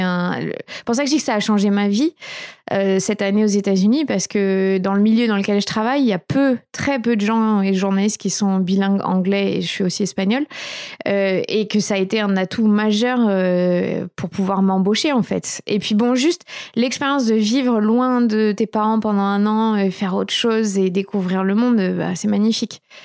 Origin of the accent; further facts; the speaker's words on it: Bordeaux, Nouvelle-Aquitaine, France; also born or lived in Paris / United States; j'ai grandi à Bordeaux